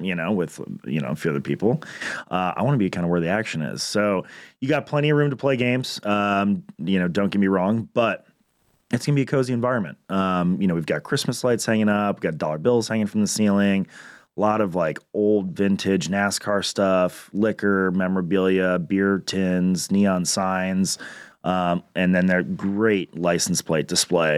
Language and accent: English; Minnesota, United States; moved away as an adult; also born or lived in Chicago; now in Concord, United States; I'm from Minnesota. I moved down here three years ago